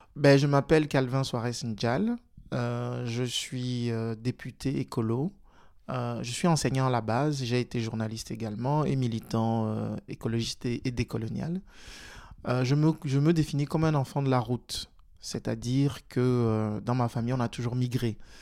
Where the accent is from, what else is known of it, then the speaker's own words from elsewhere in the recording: Togo; now in Belgium; je suis né et j'ai grandi au Togo, et donc je suis arrivé en Belgique en 2004